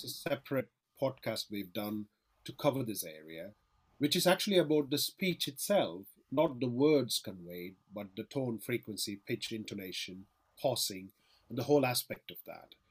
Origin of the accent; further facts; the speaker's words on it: Chennai, Tamil Nadu, India; now in Manchester, United Kingdom; Chennai, where I'm originally from